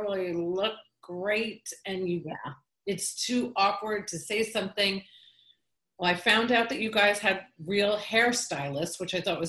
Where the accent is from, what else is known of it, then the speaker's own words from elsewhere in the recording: Omaha, Nebraska, United States; accent: Omaha; my Omaha accent